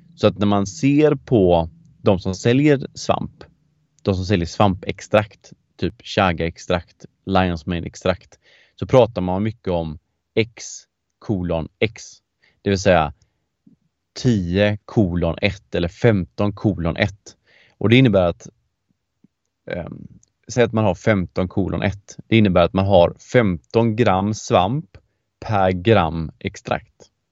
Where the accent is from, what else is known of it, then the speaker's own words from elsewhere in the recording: Gothenburg, Västra Götaland, Sweden; Jag är ju göteborgare i grunden